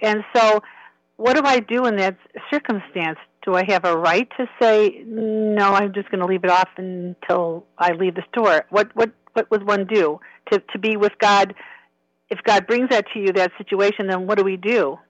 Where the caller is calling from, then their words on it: Illinois, United States; I'm calling from the land of Lincoln, Illinois.